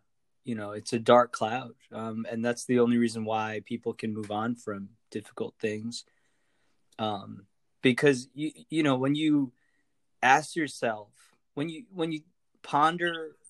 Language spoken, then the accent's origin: English; Montana, United States; My dad was a hippie and became a mountain man, lived in the middle of nowhere, Montana, out there in the wilderness